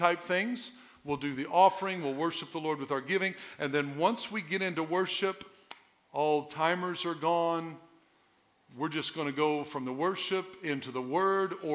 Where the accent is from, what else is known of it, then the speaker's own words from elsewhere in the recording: Southern Illinois, United States; I was born and raised in Southern Illinois